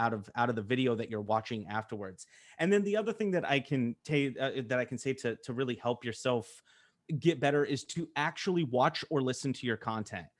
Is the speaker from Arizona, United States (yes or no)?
no; Colorado, United States; I'm from Colorado.